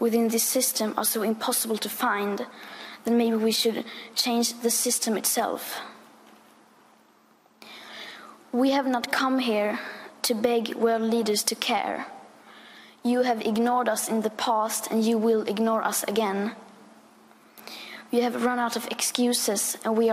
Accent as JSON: {"language": "English", "country": "Sweden", "said": "I am 15 years old, and I'm from Sweden."}